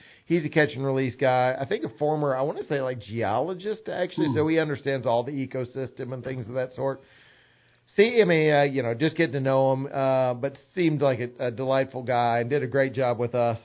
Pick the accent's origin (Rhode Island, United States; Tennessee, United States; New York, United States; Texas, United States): Tennessee, United States; Farragut; I'm from Farragut